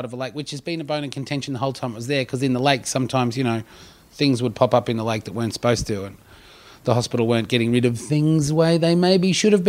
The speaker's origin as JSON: {"language": "English", "town": "Canberra", "region": "Australian Capital Territory", "country": "Australia", "tie": "born or raised there", "moved": "as an adult", "said": "I moved away from Canberra 20 years ago. And I should also clarify that when I say I grew up in Canberra, I actually grew up outside of town."}